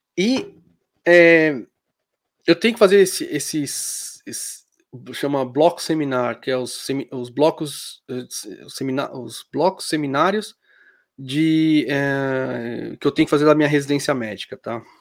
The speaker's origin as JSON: {"language": "Portuguese", "country": "Brazil", "also_born_or_lived": "Germany", "moved": "yes", "said": "eu sou brasileiro"}